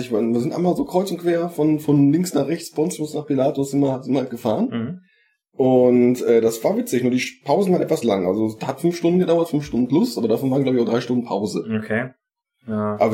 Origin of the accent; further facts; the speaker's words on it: North Rhine-Westphalia, Germany; ich bin ja glücklicherweise Rest, äh, Westfale